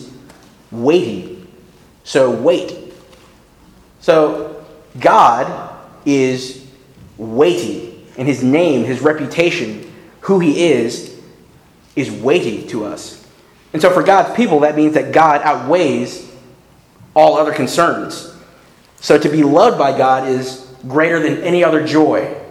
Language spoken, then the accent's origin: English; Northern Virginia, United States; also born or lived in North Carolina; I grew up here in Northern Virginia, but I went to college in North Carolina